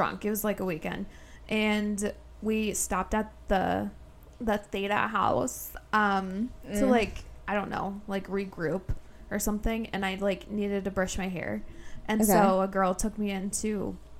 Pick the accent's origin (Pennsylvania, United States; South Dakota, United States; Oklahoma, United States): South Dakota, United States; moved away as an adult; now in Omaha, United States; I'm from South Dakota. I came here for grad school